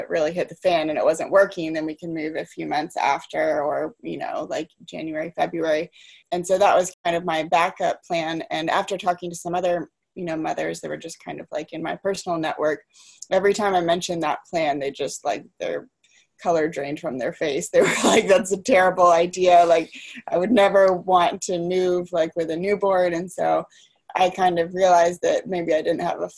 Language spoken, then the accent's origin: English; Atlanta, Georgia, United States; moved away as an adult; also born or lived in Brooklyn; We're both from Atlanta.